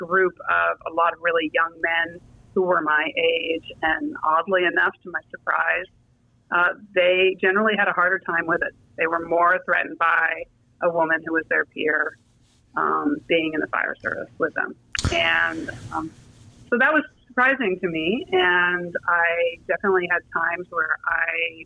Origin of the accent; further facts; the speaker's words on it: Marin, California, United States; When I was a little kid, I grew up in Marin